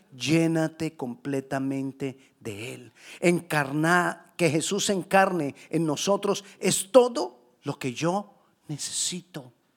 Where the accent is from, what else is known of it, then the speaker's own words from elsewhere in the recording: Colombia; yo soy colombiano